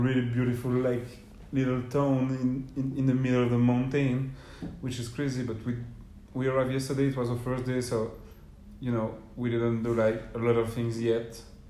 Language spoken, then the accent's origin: English; Belgium; first language French; English is a second language; moved away; I'm from Belgium.